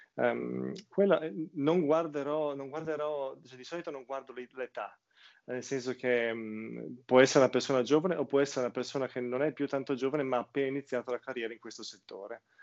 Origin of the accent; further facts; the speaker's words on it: outside Udine, Friuli-Venezia Giulia, Italy; moved away as an adult; also born or lived in Portugal; now in London, United Kingdom; io comunque sono nato in Friuli, fuori Udine, una cittadina de, di milleduecento persone